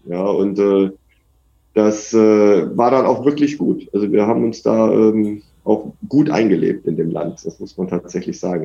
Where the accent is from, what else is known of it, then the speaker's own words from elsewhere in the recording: Germany; moved away as an adult; now in India; als Deutscher